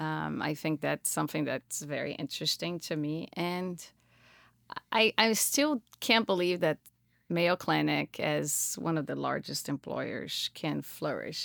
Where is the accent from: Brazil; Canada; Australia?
Brazil; moved away as an adult; also born or lived in Florida / Colorado; now in Minnesota, United States; I'm originally, I'm native from, of Brazil.